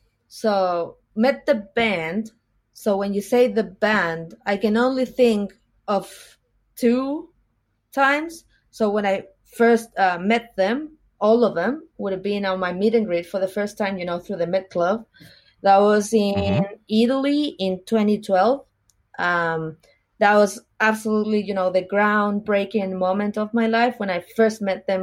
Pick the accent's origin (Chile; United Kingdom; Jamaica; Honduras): Chile; now in Australia; Oh, I'm from Chile. That's in South America.